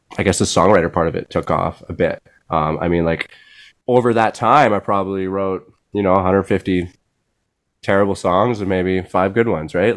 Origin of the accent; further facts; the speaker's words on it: Switzerland; moved away; my my my home country